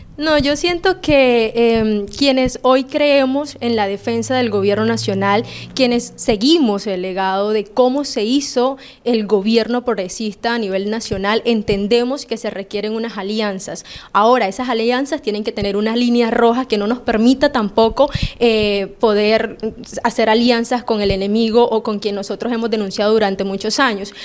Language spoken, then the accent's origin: Spanish; La Jagua de Ibirico, Cesar, Colombia; Nosotros somos de la Jagua de Ibirico, por lo tanto somos de un corredor minero